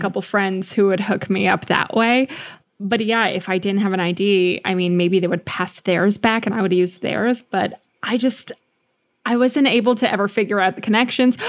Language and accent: English; United States; We're American